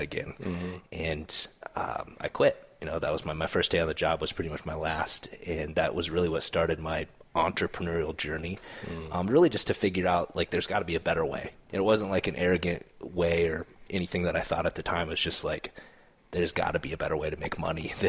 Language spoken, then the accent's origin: English; South Dakota, United States; moved away; I grew up in South Dakota